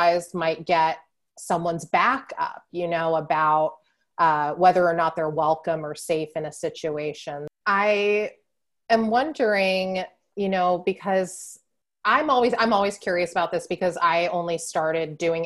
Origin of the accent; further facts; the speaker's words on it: San Diego, California, United States; I grew up in San Diego, which is right on the ocean